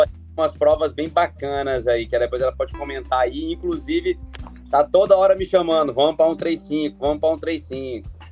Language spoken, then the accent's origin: Portuguese; Porto Velho, Rondônia, Brazil; also born or lived in Rio Branco, Acre; nasci em Rio Branco, mas fui criado aqui em Porto Velho.